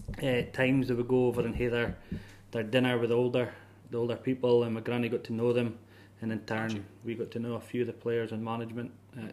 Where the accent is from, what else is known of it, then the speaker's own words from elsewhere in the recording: Aberdeen, Scotland, United Kingdom; Aye, born and raised Aberdeen. An area around about Seaton, down the beach kind of way.